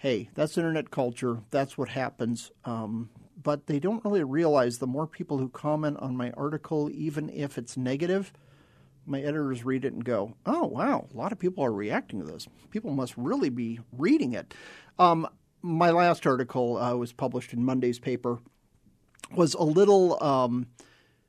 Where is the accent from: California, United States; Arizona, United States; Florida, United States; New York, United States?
Arizona, United States; I grew up in Arizona